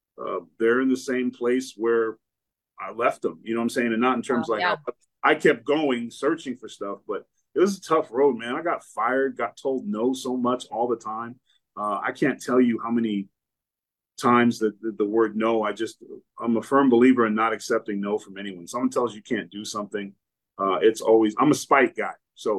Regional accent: Lynn, Massachusetts, United States; also born or lived in Exeter, New Hampshire; And so I was born in Exeter, New Hampshire at a hospital. And then I was brought back to Lynn, Massachusetts area.

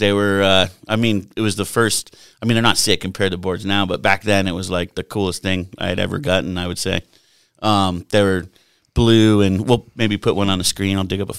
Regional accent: New Jersey, United States; born there; also born or lived in Buffalo, New York; I was born in Jersey. A lot of people don't know that. Only lived there for like two, three days, enough to be in the hospital.

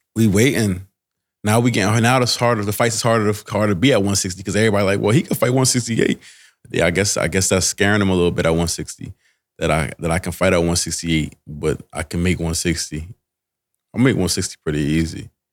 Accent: New Jersey, United States; now in Delaware, United States; I'm from Jersey

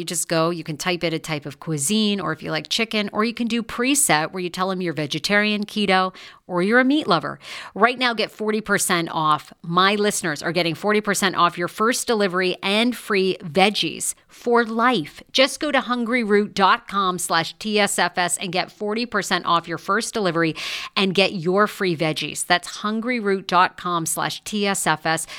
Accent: Maine, United States; my home state

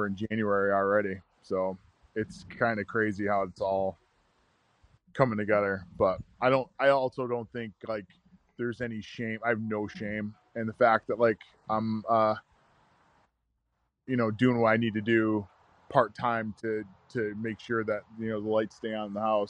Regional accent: New York, United States; I'm from New York, it's like yellow cabs and skyscrapers and all I see is farmland and turkey and deer

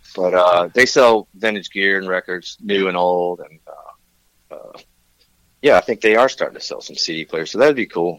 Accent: Tennessee, United States; moved away as an adult; also born or lived in Nashville, Tennessee; now in Santa Barbara, United States; I'm from Tennessee

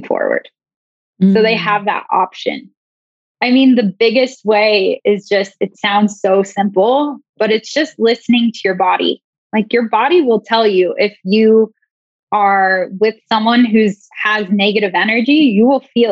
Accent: Banks, Oregon, United States; I grew up in Oregon in, like, a teeny tiny town called Banks

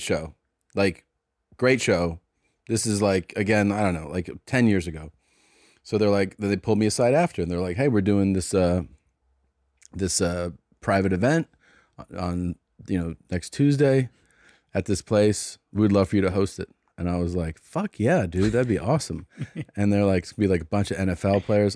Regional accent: Cincinnati, Ohio, United States; they know I'm from Cincinnati

